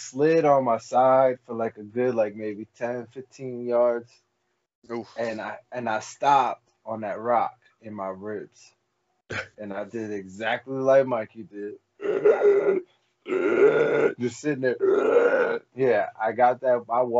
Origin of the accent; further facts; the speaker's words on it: Morristown, United States; when I was growing up in Morristown.